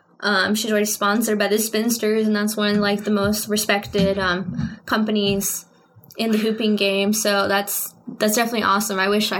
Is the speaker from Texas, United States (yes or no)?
yes; Lorenzo, Texas, United States; I lived in a really small town about 20 minutes away from there called Lorenzo